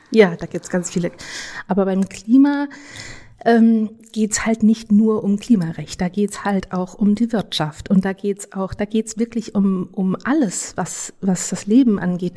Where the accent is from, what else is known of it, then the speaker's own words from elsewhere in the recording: Germany; also born or lived in United States; Ich bin in Deutschland aufgewachsen